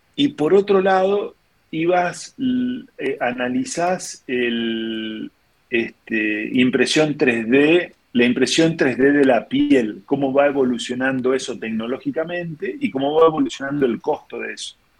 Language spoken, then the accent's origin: Spanish; interior of Chaco Province, Argentina; yo soy del, interior del Chaco, de la provincia del Chaco